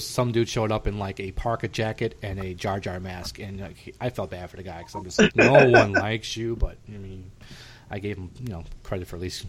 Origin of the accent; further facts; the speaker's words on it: Chicago, Illinois, United States; I grew up in Chicago.